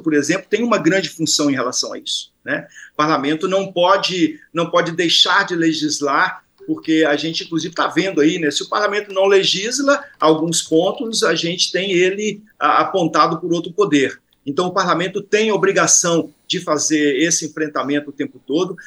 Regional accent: Rio de Janeiro, Brazil; eu sou do Rio de Janeiro

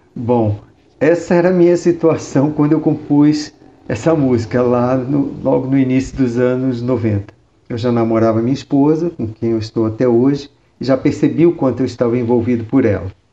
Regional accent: Rio de Janeiro, Brazil; moved away as an adult; also born or lived in Curitiba, Paraná; now in São Paulo, Brazil; no Rio de Janeiro, onde eu nasci

